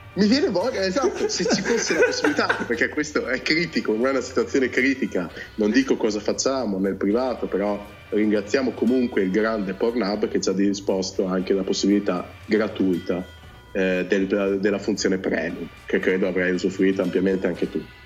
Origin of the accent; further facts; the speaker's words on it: Cento, Emilia-Romagna, Italy; sono terra di mezzo tra il ferrarese e il bolognese, sono di centro, provincia di Ferrara.